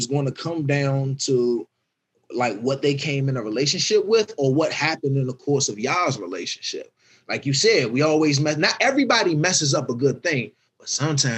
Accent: Washington, District of Columbia, United States; I'm from Southeast. Like, it's real handsy over there. Like, ain't much time to talk or nothing. It's reactionary. It's survivalistic. So that's the environment I grew up

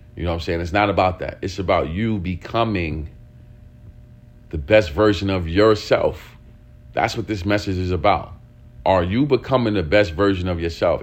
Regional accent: New York City, New York, United States; where we grew up at in East New York, not only East New York, we grew up in pink houses

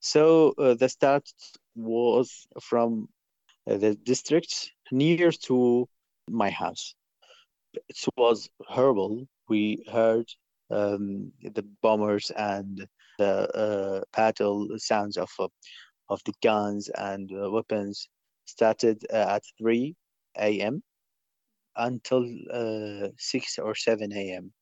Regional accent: Mosul, Nineveh, Iraq; from Mosul

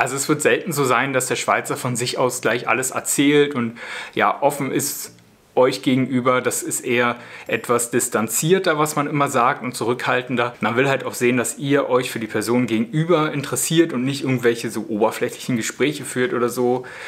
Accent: Spreewald, Brandenburg, Germany; moved away as an adult; now in Switzerland; denn wir sind ursprünglich aus dem Spreewald

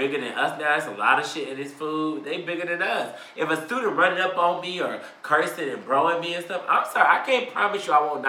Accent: Texas, United States; I was born in Texas

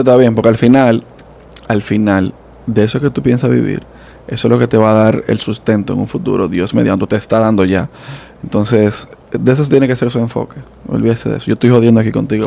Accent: Dominican Republic; accent: Dominican; also born or lived in New York, United States; now in United States; Yo nací allá, pero nada más nací

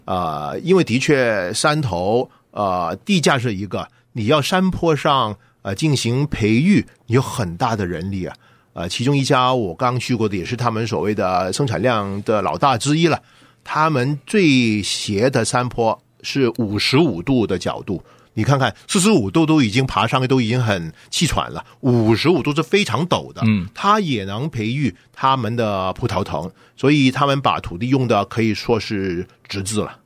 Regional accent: United States; 我们美国人

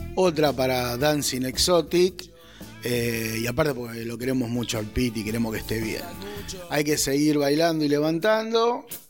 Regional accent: Argentina; como argentino, latinoamericano e hincha de boca

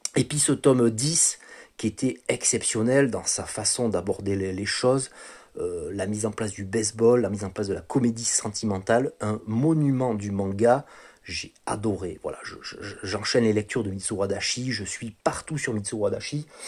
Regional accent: France; en tant que français

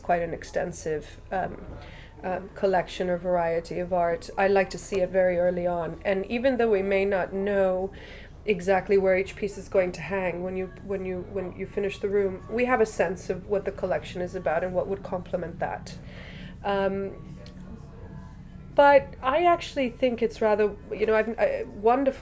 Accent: Miami, Florida, United States; also born or lived in Mexico; now in London, United Kingdom; I grew up in a bubble of a lot of Cubans in exile, so all of my friends growing up and our family friends growing up, we were a number of Cubans growing up in Miami

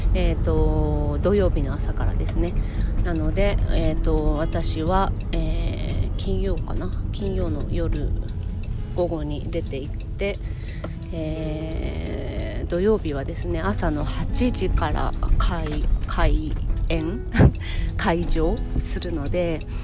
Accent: Shizuoka, Japan; moved away; 私は地元が静岡なんですけれども

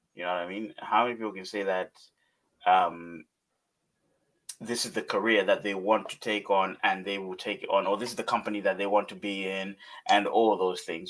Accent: Malawi; Growing up in Malawi

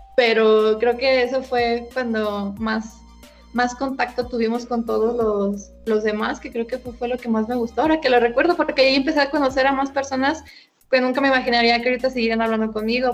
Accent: Guanajuato, Mexico; yo soy de, aquí de Guanajuato

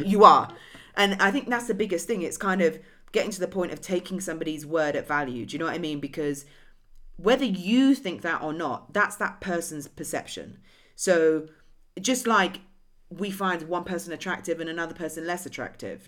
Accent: England, United Kingdom; moved away; Oh, England

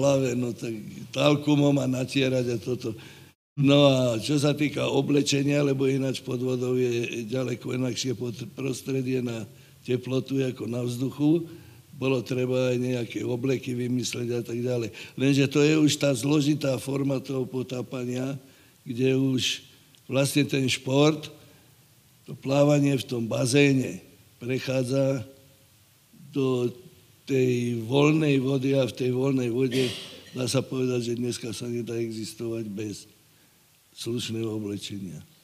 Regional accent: Slovakia; ja som vyrastal dole pri Dunaji

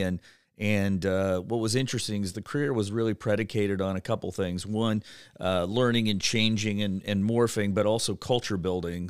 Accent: Cleveland, Ohio, United States; moved away as an adult; now in Cincinnati, United States; I grew up in Cleveland, Ohio

